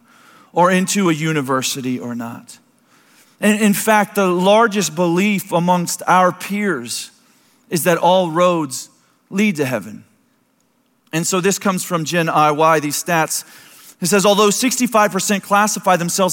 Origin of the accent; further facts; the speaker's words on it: United States; I'd be born to America